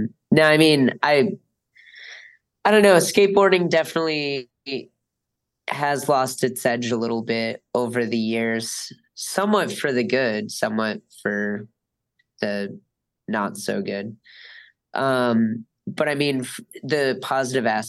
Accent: Scranton, Pennsylvania, United States; now in Wilkes-Barre, United States; I grew up living in Scranton, but I live in Wilkes-Barre now

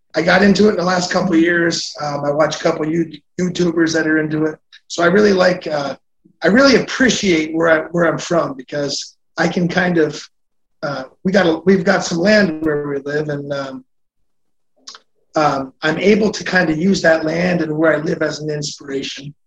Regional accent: United States; I'm an American.

